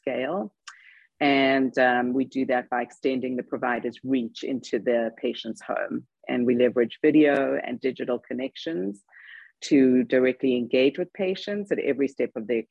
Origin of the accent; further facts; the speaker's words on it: South Africa; moved away as an adult; also born or lived in London, United Kingdom; now in United States; I'm actually South African, because everybody by now is wondering where the accent is from